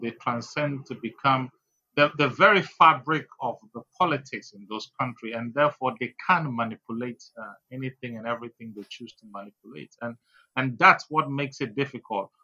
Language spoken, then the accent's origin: English; Keta, Volta, Ghana; I am a Ghanaian, full blooded Ghanaian, born in Keta.